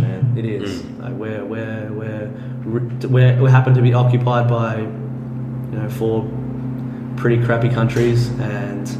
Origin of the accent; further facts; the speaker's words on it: Australia; I'm an Australian